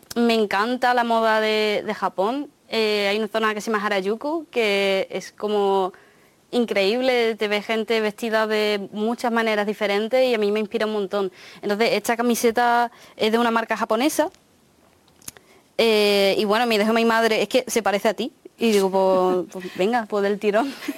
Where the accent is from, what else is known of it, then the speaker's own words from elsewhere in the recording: Huelva, Andalusia, Spain; Spanish is a second language; also born or lived in Japan / England; Cuando llegué a España no hablaba, bueno, claro, no conocía el idioma. Y no me acuerdo cómo lo aprendí porque era súper pequeña